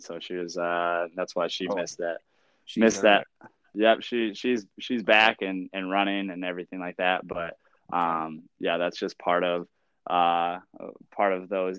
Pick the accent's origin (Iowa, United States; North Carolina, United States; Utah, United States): Iowa, United States; moved away as an adult; also born or lived in Charles City, Iowa; now in Lynchburg, Virginia, United States; I was from Iowa and I was now in Virginia